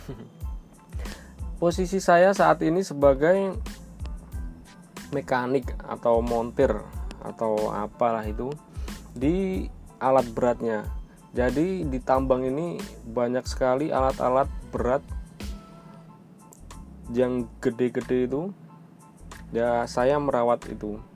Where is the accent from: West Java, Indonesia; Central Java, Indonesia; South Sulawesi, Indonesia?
Central Java, Indonesia; Magelang; accent: medok; moved away; also born or lived in Jakarta; Saya orang Jawa, Magelang yang deket kalau kalian tahu Candi Borobudur pastinya tahu ya. Ya, mungkin rumah saya 15 menit lah dari Candi Borobudur. Maklum kalau ngomongnya agak medok karena walaupun dulu pernah sebentar di Jakarta